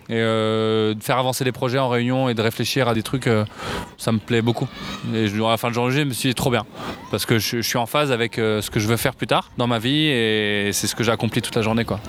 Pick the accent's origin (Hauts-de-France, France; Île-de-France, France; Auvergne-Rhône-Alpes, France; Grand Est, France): Île-de-France, France; Paris; J'ai grandi à Paris, je suis né à Paris dans le 19e et j'habite toujours Paris.